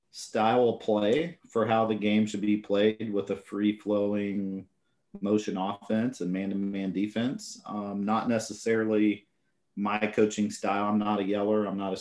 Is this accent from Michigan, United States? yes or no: no; Indiana, United States; moved away as an adult; also born or lived in Colorado / Virginia; Yeah, so I grew up in Indiana. That's where I was born and raised.